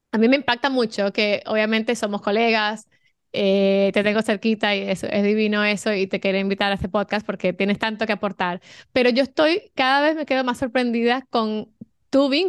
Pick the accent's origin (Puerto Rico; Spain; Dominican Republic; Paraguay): Dominican Republic; moved away as an adult; now in Miami, United States; yo soy dominicana, obviamente menos aplatanada, como dicen, porque ya vine hace, 24 años que vine